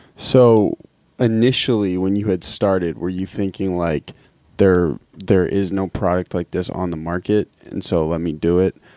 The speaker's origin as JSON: {"language": "English", "town": "Lincoln", "region": "Massachusetts", "country": "United States", "tie": "born or raised there", "said": "I grew up in Lincoln"}